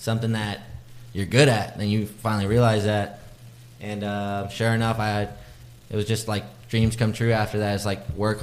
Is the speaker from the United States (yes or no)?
yes; Austin, Texas, United States; also born or lived in Round Rock, Texas / Morgantown, West Virginia; I'm from Austin, born and raised.